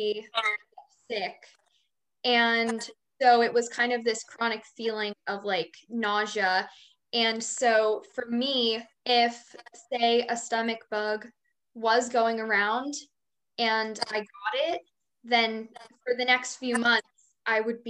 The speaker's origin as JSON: {"language": "English", "area": "right outside of Philadelphia", "region": "Pennsylvania", "country": "United States", "said": "I'm from Pennsylvania, right outside of Philadelphia"}